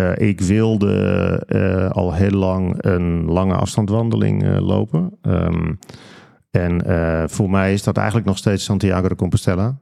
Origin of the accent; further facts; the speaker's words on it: De Kwakel, North Holland, Netherlands; ik ben opgegroeid en ik woon daar nog steeds trouwens in een dorp dat heet De Kwakel. Dat ligt ah. vlakbij Aalsmeer